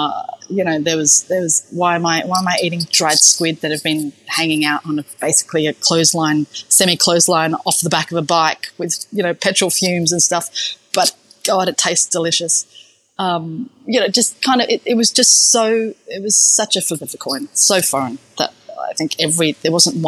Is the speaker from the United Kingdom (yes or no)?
no; Perth, Western Australia, Australia; There wasn't that much Asian influence where I grew up in Perth, certainly back then.